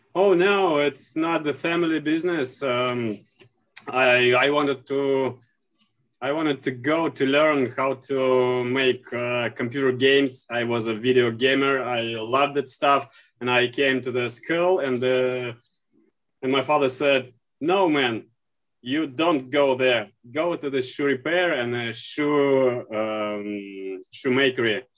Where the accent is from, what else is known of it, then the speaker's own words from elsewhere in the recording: Saint Petersburg, Russia; I'm from St. Petersburg, Russia